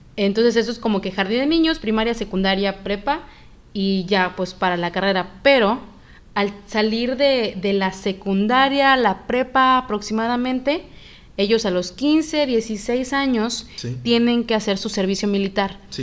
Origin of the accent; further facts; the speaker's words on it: Yucatán, Mexico; yo soy yucateca